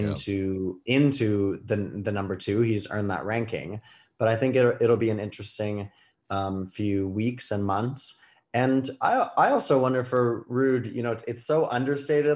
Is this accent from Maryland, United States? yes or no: no; New York, United States; I'm a New Yorker